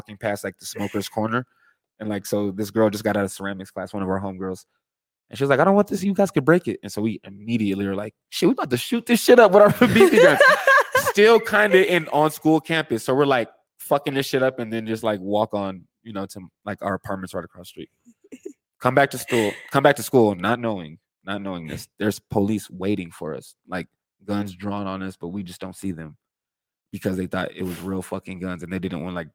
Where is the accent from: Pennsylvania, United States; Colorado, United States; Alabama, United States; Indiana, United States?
Colorado, United States; Aurora; I'm from Colorado. I was born in Aurora, Colorado.